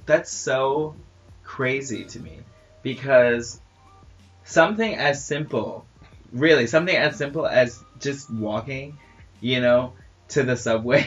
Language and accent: English; New York, United States; I'm I'm from New York